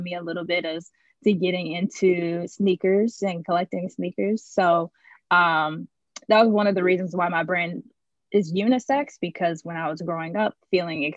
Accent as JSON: {"language": "English", "town": "Indianapolis", "region": "Indiana", "country": "United States", "tie": "born or raised there", "moved": "yes", "said": "I'm originally from USA. So I was born in Indianapolis, Indiana"}